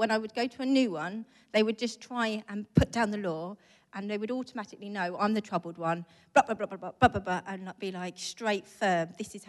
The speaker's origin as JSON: {"language": "English", "town": "St Albans", "region": "East of England", "country": "United Kingdom", "also_born_or_lived": "Israel", "said": "I'm from St. Albans"}